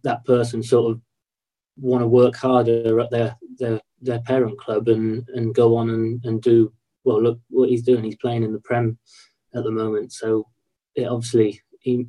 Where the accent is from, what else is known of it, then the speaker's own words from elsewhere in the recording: Swindon, South West England, United Kingdom; I was still living at home, playing for my hometown team